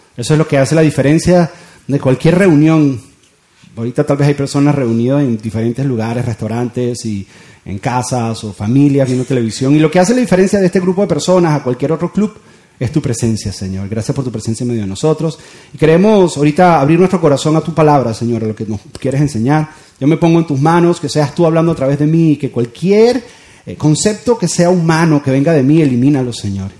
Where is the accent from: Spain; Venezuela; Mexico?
Venezuela; moved away as an adult; now in Doral, United States; yo me crié en Venezuela y mis hijos se están criando acá